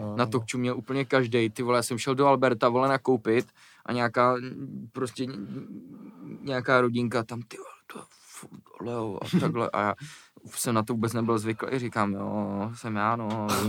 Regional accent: Prague, Czechia; Když jsem byl malý, jak jsme bydleli na Žižkově, hmm. potom jsme se přestěhovali za Prahu a pak jsem se přestěhoval jako zase do Prahy

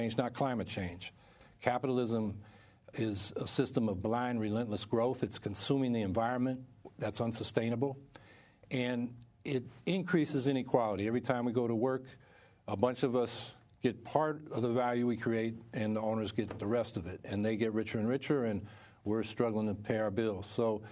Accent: California, United States; also born or lived in New England; now in Syracuse, United States; I'm originally from California

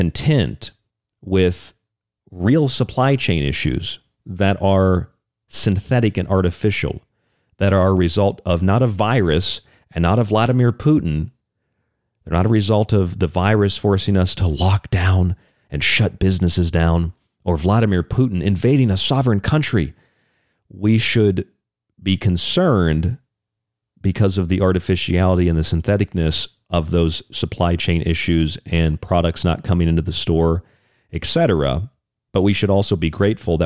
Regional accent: United States; As Americans

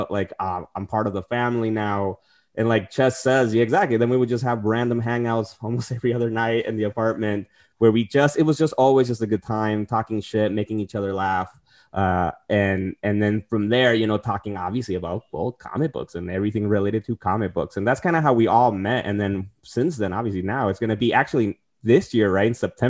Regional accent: Tijuana, Baja California, Mexico; also born or lived in San Diego; now in New York, United States; And I'm originally coming from Tijuana and San Diego, so moving across the country, I didn't know anybody here in New York

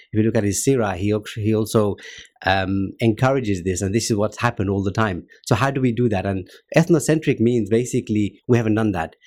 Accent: Luton, East of England, United Kingdom; grew up in Luton

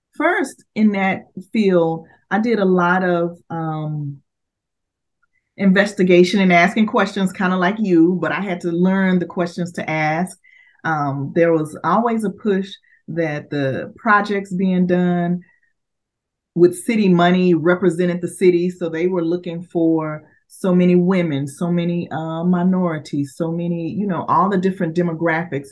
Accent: Dallas, Texas, United States; I am uh, born and raised in Dallas, Texas

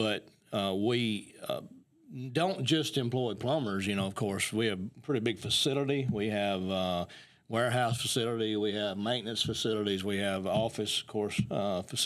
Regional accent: Athens, Alabama, United States; I was born and raised in Athens

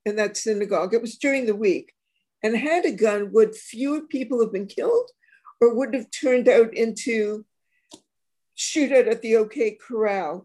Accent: Canada; also born or lived in Israel; I said, Canada.

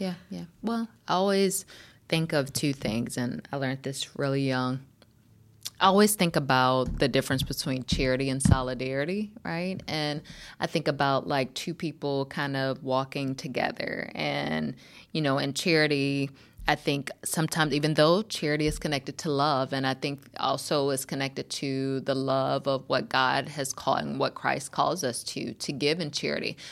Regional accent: North Carolina, United States; moved away; also born or lived in Berkeley, California; I grew up in North Carolina

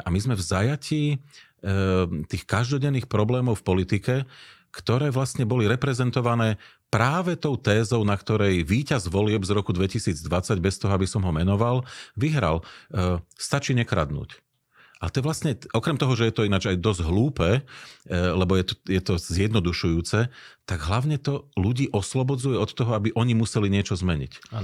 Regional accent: Slovakia; my sme ako ľudia zo Slovenska

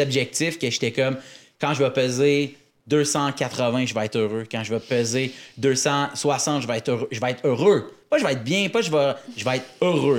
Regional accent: Laval, Quebec, Canada; on vient de Laval, c'est à côté

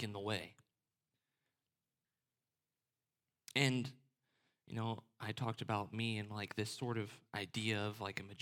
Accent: the North, United States; My family's from the South, even though I was raised in the North.

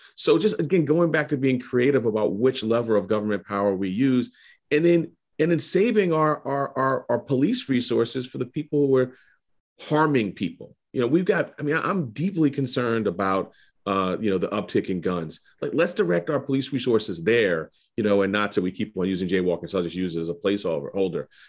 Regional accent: New York City, New York, United States; I was growing up in Harlem

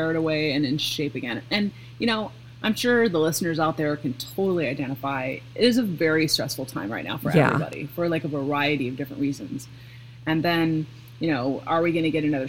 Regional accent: Seattle, Washington, United States; also born or lived in Pacific Northwest; now in Midwest, United States; I'm from Seattle, so like my whole family drinks coffee

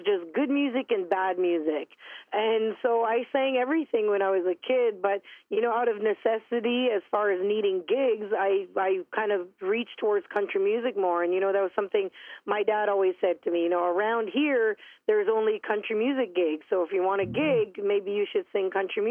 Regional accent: Wikwemikong First Nation, Manitoulin Island, Ontario, Canada; I'm from the Wequemcong First Nations. That's on Manitoulin Island, which is the largest freshwater island in the world here in Ontario, Canada. And I grew up in a very, very tight-knit, close, loving family.

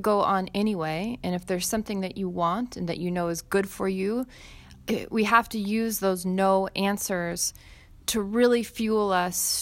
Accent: United States; I'm American

